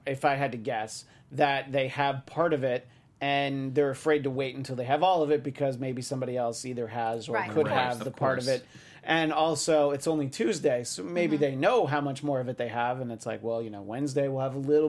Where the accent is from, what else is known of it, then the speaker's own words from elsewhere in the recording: New York, United States; moved away; That's right, yes, I'm from New York.